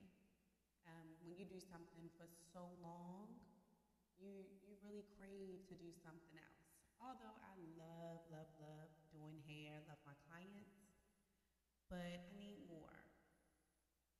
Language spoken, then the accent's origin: English; Baltimore, Maryland, United States; moved away as an adult; now in Miami, United States; I am from Baltimore, Maryland. I have recently moved to Miami, Florida